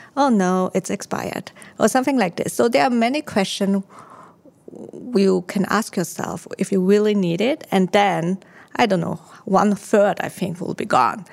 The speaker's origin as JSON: {"language": "English", "country": "Austria", "tie": "born or raised there", "also_born_or_lived": "Taiwan", "moved": "yes", "lives_now": "Singapore", "said": "I was born in Taiwan. I grew up in Austria"}